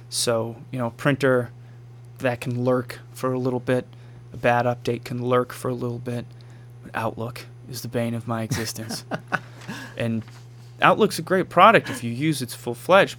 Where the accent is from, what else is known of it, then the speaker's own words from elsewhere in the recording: Marshfield, United States; also born or lived in Raleigh, North Carolina / Washington, District of Columbia, United States; I grew up around the corner. I grew up on Main Street wow. here in Marshfield